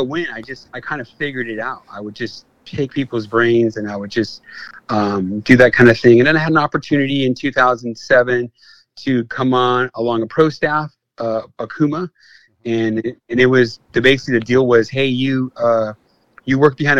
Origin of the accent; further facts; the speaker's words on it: Whittier, California, United States; also born or lived in Victorville / Hesperia; I grew up in Whittier, so I was a city kid